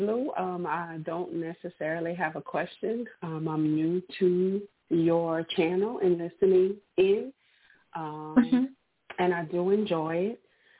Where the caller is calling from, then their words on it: Louisiana, United States; And I'm calling from Louisiana.